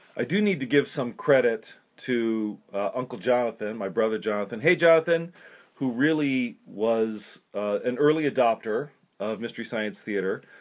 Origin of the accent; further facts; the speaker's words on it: South Dakota, United States; I grew up in South Dakota